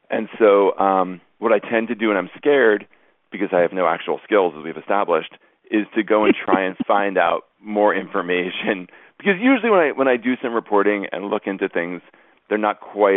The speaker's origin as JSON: {"language": "English", "region": "New Jersey", "country": "United States", "tie": "born or raised there", "also_born_or_lived": "Bay Area, California / Manhattan, New York", "moved": "as an adult", "lives_now": "Los Angeles, United States", "said": "I grew up in New Jersey"}